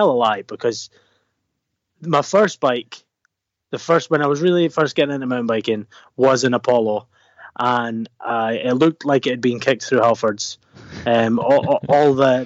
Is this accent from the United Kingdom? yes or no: yes; Dundee, Scotland, United Kingdom; born and bred on the east coast.